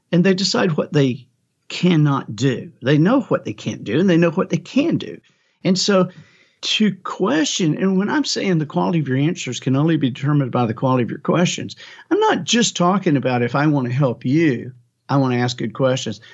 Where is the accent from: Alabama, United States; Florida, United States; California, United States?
Alabama, United States; I am from Alabama